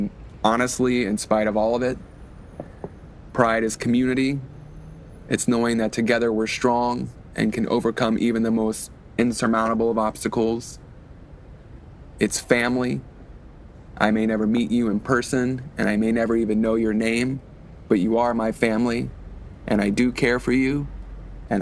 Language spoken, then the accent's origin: English; Baton Rouge, Louisiana, United States; now in New York, United States; I grew up in Baton Rouge, Louisiana, and live in New York.